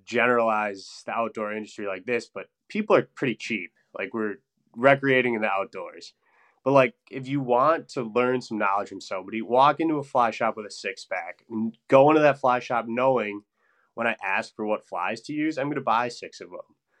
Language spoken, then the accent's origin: English; Stevens Point, Wisconsin, United States; moved away as an adult; now in Madison, United States; I'm originally from Stevens Point, Wisconsin, which is north central part of the state